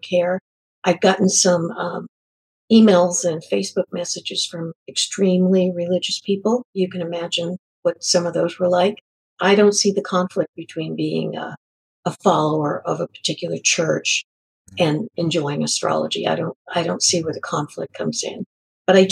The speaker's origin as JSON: {"language": "English", "region": "New England", "country": "United States", "moved": "yes", "said": "Originally, I'm from New England."}